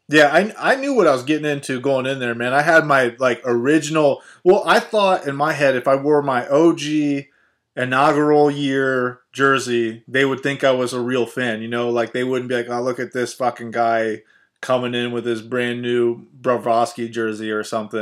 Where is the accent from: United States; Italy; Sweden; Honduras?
United States; Ohio; I grew up here in Ohio, going to Ohio State Buckeyes games